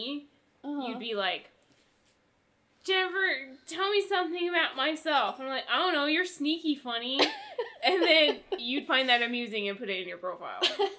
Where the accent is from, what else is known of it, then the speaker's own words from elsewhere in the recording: United States; We're American.